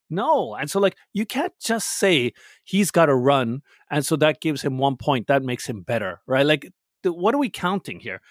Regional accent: Canada; I'm Canadian with a Pakistani background.

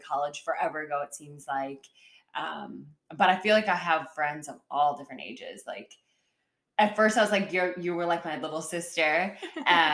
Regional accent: Chicago, Illinois, United States; moved away as an adult; now in North Carolina, United States; I'm from Chicago suburbs. I say Chicago, but I'm from the Midwest. I'm a Midwest girl. So all the way from Illinois to North Carolina.

